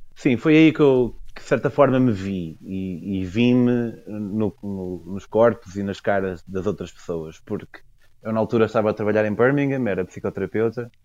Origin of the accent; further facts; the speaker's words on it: Portugal; moved away as an adult; also born or lived in United Kingdom; eu, enquanto eu sou, represento o fenótipo Tuga